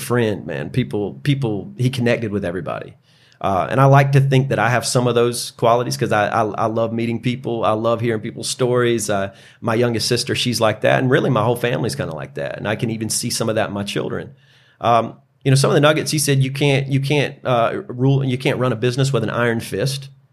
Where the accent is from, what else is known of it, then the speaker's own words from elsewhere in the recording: Greenville, South Carolina, United States; born and raised in Greenville